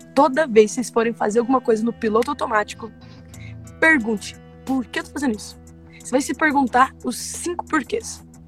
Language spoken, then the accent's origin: Portuguese; Minas Gerais, Brazil; accent: mineiro; Eu sou mineira, né? Dá pra perceber pelo sotaque